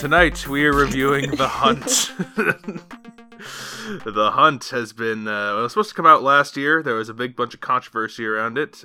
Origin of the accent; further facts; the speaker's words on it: Maine, United States; now in Philadelphia, United States; I grew up in Maine